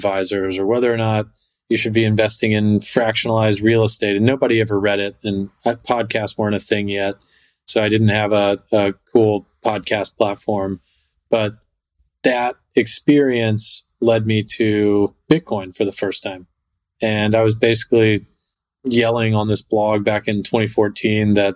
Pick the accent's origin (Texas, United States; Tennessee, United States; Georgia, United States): Texas, United States; moved away as an adult; now in New York City, United States; I grew up in Texas and moved to New York City after I finished school